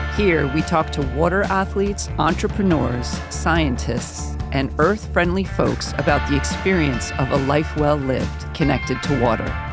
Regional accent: Westchester, New York, United States; I grew up in Westchester

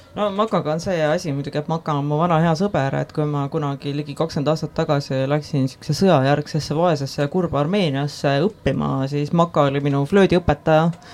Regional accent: Estonia; ma kasvasin üles Eestis

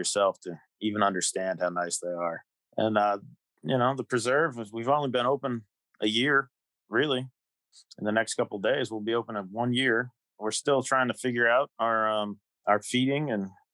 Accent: Liberty, New York, United States; I was born and raised in Liberty, New York

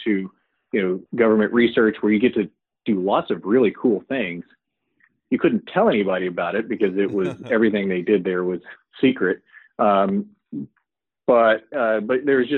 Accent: El Paso, Texas, United States; I grew up in El Paso, Texas.

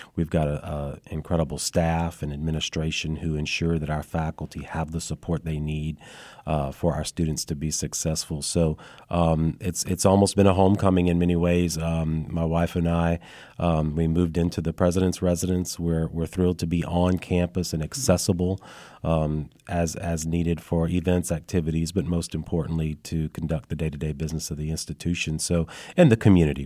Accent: Lafayette, Louisiana, United States; moved away as an adult; also born or lived in North Shore, Louisiana; now in Madisonville, United States; I'm originally from the Lafayette area

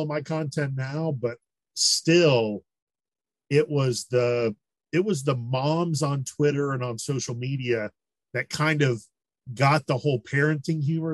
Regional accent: Marietta, Georgia, United States; I grew up in Marietta right outside of town

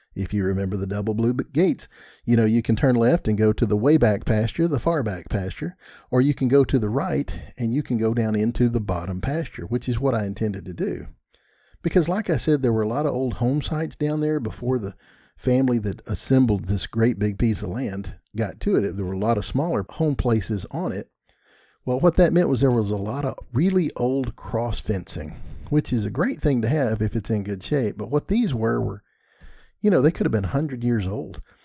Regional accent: Texas, United States; I'm from Texas

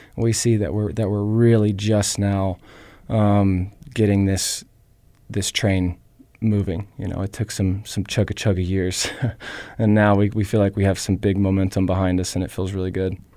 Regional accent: Tennessee, United States; now in Missoula, United States; I grew up in Southern hospitality in Tennessee

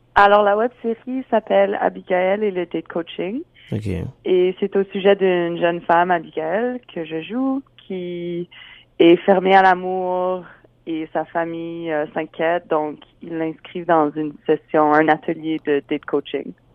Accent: Regina, Saskatchewan, Canada; j'ai grandi à Regina.

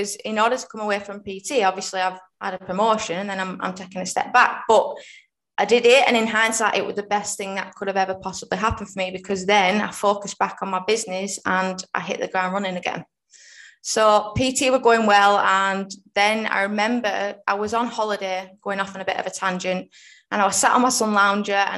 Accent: Rossendale, North West England, United Kingdom; I am in Rosendale, which is in Lancashire, so about 20 minutes out of Manchester.

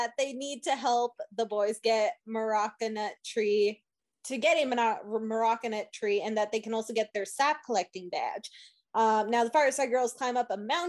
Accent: Canada; the one Canadian idiot

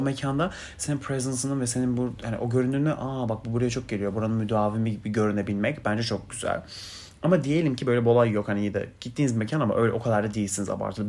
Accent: Turkey; I'm Turkish

